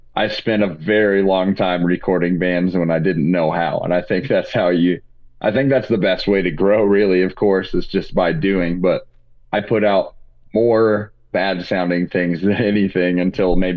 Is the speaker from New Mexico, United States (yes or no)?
no; Indiana, United States; now in Colorado Springs, United States; I was from Indiana.